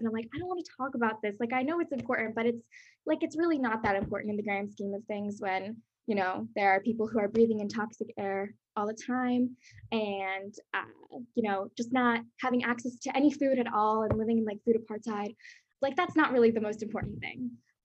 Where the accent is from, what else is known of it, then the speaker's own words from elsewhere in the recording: Pennsylvania, United States; also born or lived in Brazil; now in Baltimore, United States; I'm from Pennsylvania, and I'm originally from Brazil. I immigrated here when I was younger